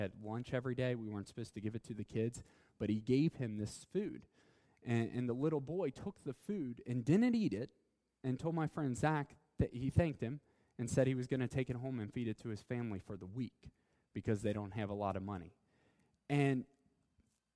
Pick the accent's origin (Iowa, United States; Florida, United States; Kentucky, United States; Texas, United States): Kentucky, United States; Covington; I'm an American. I've been born here, Kentucky, Covington.